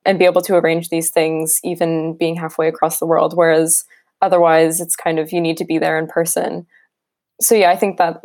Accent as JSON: {"language": "English", "region": "New York", "country": "United States", "moved": "yes", "lives_now": "London, United Kingdom", "said": "I'm from New York originally"}